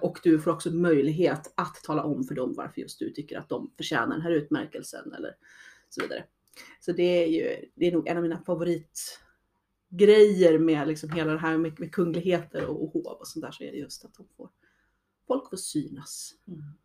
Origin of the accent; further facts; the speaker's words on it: Sweden; jag började i SCA, som då svensk